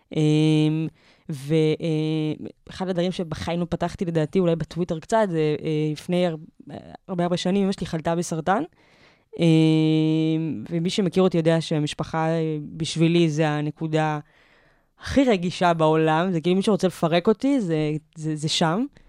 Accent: Givatayim, Tel Aviv District, Israel; also born or lived in Petah Tikva; now in Tel Aviv, Israel; אני גדלתי בגבעתיים

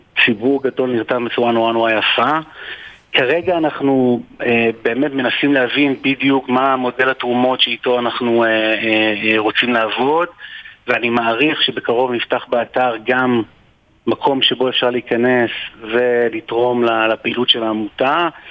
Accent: Israel; אנחנו ישראלים, אנחנו יהודים

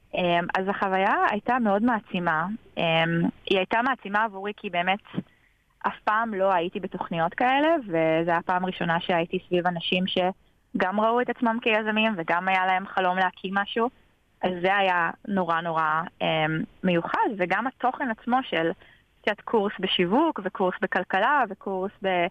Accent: North Carolina, United States; also born or lived in Paris, France; now in Israel; גדלתי בצפון קרוליינה, ועברנו חזרה לארץ, התגייסתי

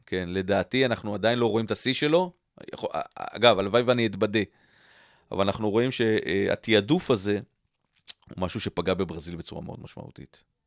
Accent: Israel; born or raised there

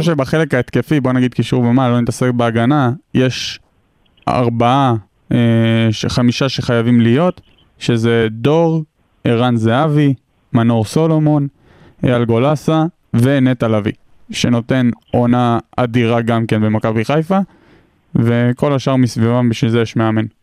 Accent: Hod HaSharon, Central District, Israel; moved away; במקור מאוד השרון

